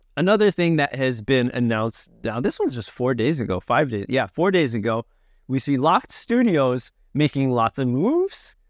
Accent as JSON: {"language": "English", "region": "Connecticut", "country": "United States", "moved": "yes", "said": "I'm a fellow, uh, nutmegger from the tri-state area. I'm from Connecticut originally"}